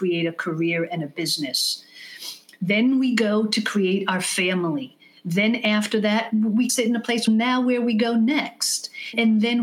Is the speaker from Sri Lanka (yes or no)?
no; Israel; first language English; moved away as an adult; now in United States; having been born here and English being my mother tongue and moving to Israel when I was 6 years old